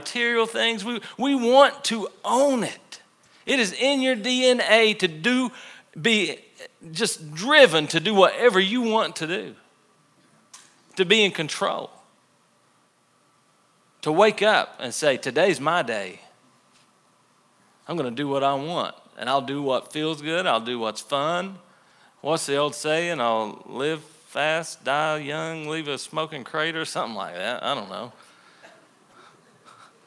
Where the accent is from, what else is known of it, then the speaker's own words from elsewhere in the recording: the Bible Belt, United States; We grew up in the Bible Belt, most of us.